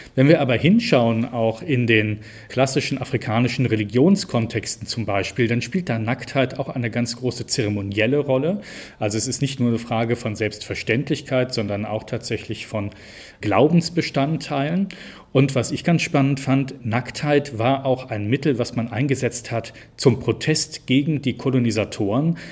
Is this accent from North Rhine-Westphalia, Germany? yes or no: yes; Cologne, North Rhine-Westphalia, Germany; also born or lived in Bergisches Land; ich komme ja gebürtig aus Köln